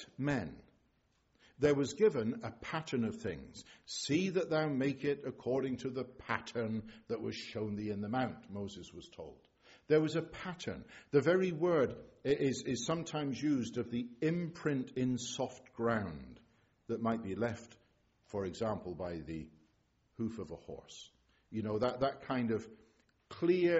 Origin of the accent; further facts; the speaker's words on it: England, United Kingdom; I'm an Englishman